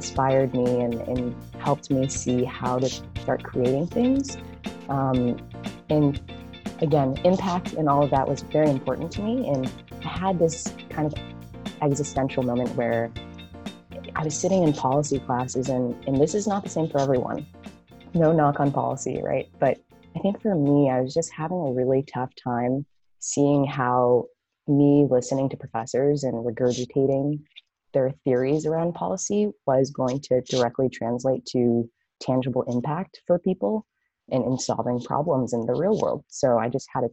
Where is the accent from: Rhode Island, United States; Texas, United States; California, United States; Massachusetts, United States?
California, United States; Los Angeles; moved away as an adult; also born or lived in San Francisco Bay Area; I'm actually originally from Los Angeles, but moving to the Bay